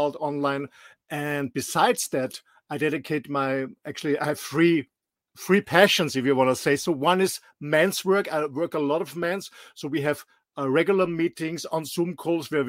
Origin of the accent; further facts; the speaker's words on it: Austria; English is a second language; moved away as an adult; also born or lived in Mallorca; I'm born and raised in a small but beautiful country in the middle of Europe, in Austria.